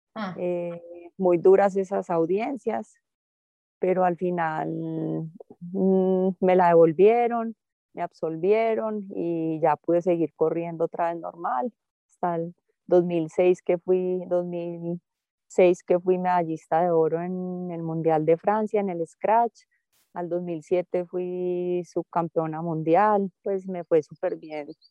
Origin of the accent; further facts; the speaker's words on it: Antioquia, Colombia; soy paisa y ¿qué más puedo pedir? ser antioqueña es el mayor orgullo para mí